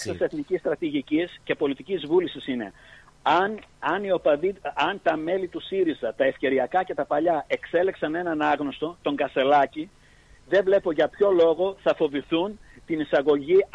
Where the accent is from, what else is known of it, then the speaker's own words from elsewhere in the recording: Greece; born there; γράμματα την περιουσία μου τα 7 ώρα, 7 μέρες, τα 12 ώρα, 7 μέρε την εβδομάδα τον αγώνα μιας ζωής επειδή γεννήθηκα στην Ελλάδα.